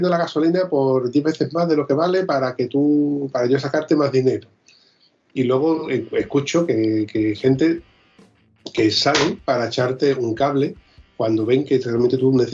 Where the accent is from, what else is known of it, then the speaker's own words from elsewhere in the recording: southern Spain, Spain; Eso es típico de aquí del sur, que no tenemos cabeza.